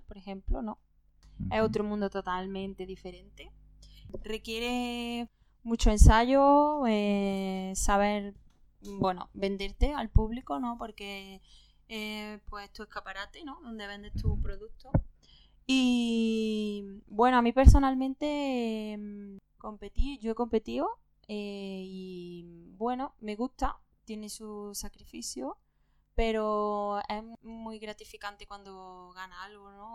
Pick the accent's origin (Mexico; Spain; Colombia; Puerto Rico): Spain; Córdoba, Andalusia; moved away as an adult; now in Barcelona, Spain; yo soy de Córdoba. Llevo aquí viviendo en Barcelona un, año solamente